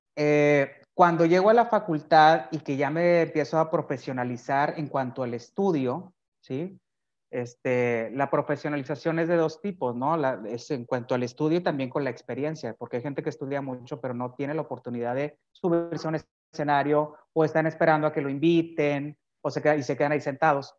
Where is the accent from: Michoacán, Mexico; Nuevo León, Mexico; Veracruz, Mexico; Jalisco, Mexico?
Nuevo León, Mexico; Monterrey; yo nací aquí en Monterrey, Nuevo León, y he vivido aquí siempre